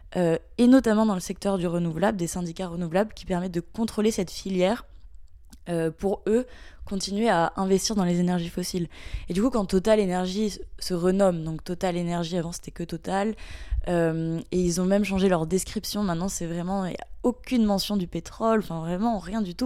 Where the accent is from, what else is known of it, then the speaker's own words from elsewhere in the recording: Mayenne, Pays de la Loire, France; je viens de la Mayenne, donc c'est un petit département qui est pas très connu en France